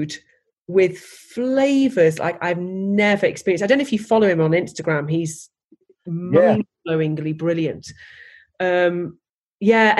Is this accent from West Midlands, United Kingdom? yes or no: yes; Stoke-on-Trent, West Midlands, United Kingdom; I'm from Stoke